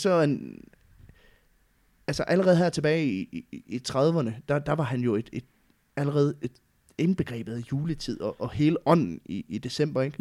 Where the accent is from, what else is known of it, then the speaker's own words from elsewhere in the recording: West Jutland, Central Denmark Region, Denmark; jeg kommer jo fra Vestjylland